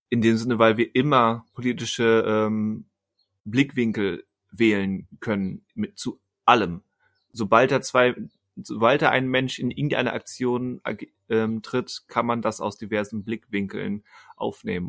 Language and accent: German; Germany